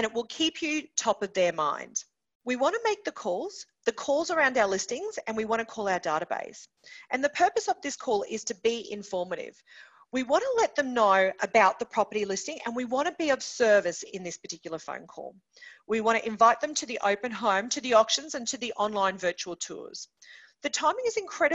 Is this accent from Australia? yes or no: yes; Townsville, Queensland, Australia; My hometown of Townsville, we absolutely love the Cowboys Rugby League Club